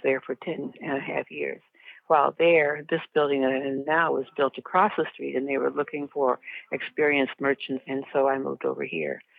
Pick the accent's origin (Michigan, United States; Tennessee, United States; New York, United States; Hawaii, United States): Michigan, United States; Detroit; I live in Detroit. I was born in Detroit.